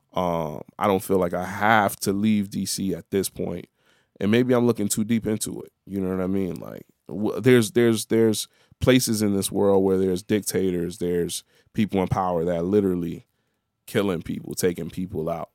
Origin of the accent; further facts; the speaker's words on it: Chicago, Illinois, United States; I'm the Chicago dude till I'm in Chicago. Then I'm in Chicago, I'm the Haitian dude